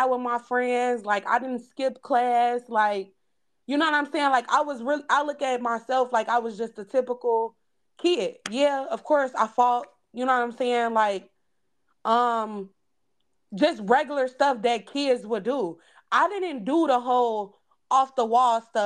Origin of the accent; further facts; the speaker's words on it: Gary, Indiana, United States; we grew up in Gary